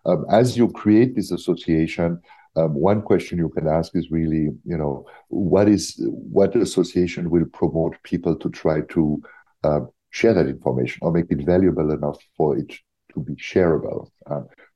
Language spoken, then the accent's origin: English; Germany; I'm from Germany